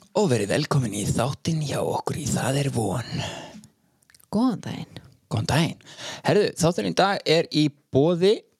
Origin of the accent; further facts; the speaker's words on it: Iceland; ég var úlst upp í Rútafyrði